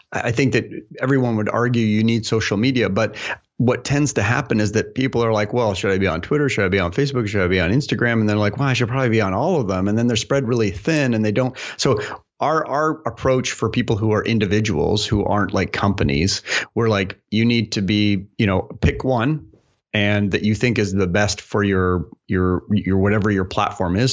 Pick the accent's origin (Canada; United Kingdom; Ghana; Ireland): Canada; now in United States; being a Canadian here